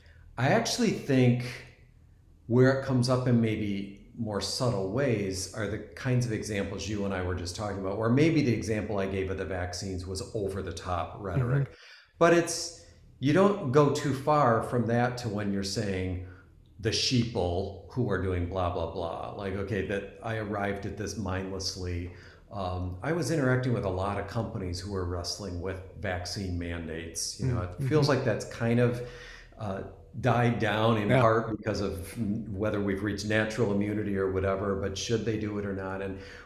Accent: East Coast, United States; I'm originally from the East Coast and just moved to the West Coast.

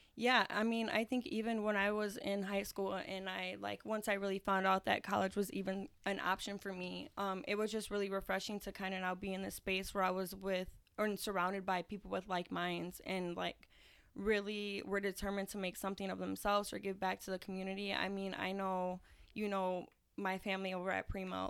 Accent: Aurora, United States; I am from the East Side of Aurora.

